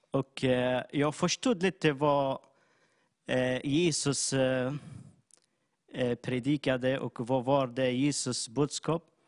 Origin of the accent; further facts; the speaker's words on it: Syria; Swedish is a second language; moved away as an adult; now in Jönköping, Sweden; jag kommer från Syrien. Eh, jag har bott i Sverige i sju